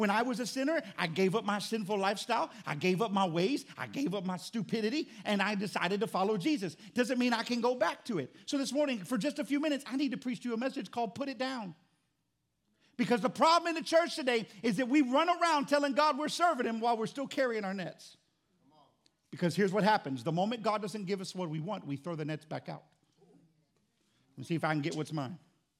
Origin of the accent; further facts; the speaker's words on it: Florida, United States; now in Louisiana, United States; I grew up in Florida